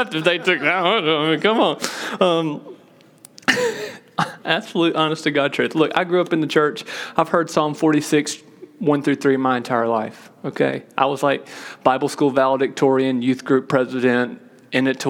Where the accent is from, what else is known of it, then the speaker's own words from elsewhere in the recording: Mississippi, United States; Told you I grew up in Mississippi, okay? I'm a Mississippi boy